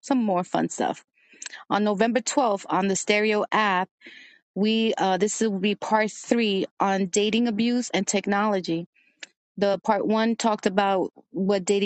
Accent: New York City, New York, United States; also born or lived in Brooklyn / Dominican Republic (parents); I was a dancer when I was younger in Washington Heights in New York

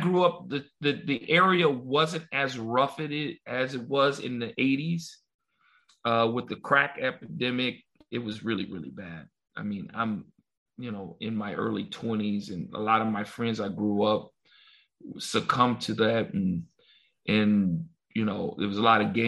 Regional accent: Los Angeles, California, United States; I grew up in South Central

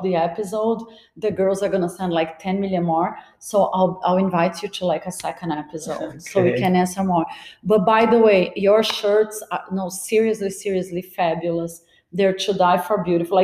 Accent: Brazil; now in Miami, United States; I'm Brazilian, my mom was Brazilian, my dad was French

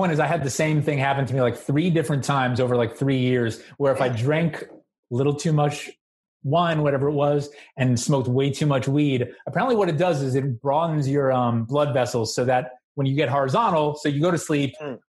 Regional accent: New York City, New York, United States; moved away as an adult; now in San Francisco Bay Area, United States; I'm from New York. I was born in Brooklyn, lived my life there until about 6 years ago.

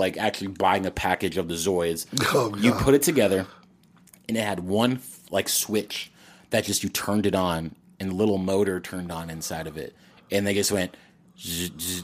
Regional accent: Texas, United States; we're from Texas, so we have HEB

